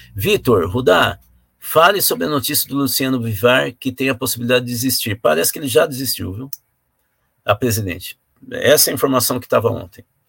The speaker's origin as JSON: {"language": "Portuguese", "country": "Brazil", "said": "nós somos brasileiros"}